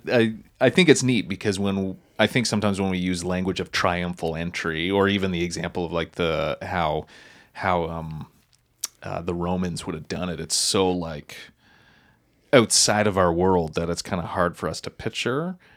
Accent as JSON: {"language": "English", "area": "Wolfville", "region": "Nova Scotia", "country": "Canada", "tie": "born or raised there", "said": "I grew up in Wolf Hill, Nova Scotia"}